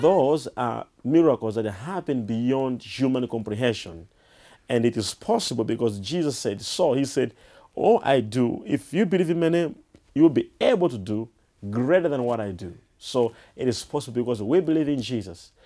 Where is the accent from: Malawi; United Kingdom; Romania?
Malawi; I was born in Malawi and, and, and I grew up in Malawi